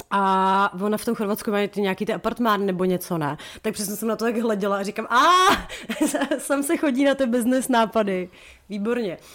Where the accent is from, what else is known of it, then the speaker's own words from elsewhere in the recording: Czechia; z České republiky